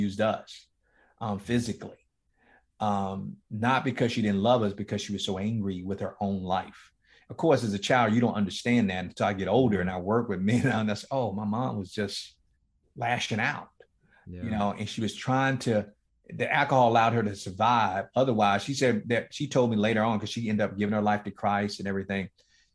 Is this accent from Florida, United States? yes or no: yes; Miami, Florida, United States; me growing up in one of the toughest, inner city ghettos in Miami, Florida, in a place called Liberty City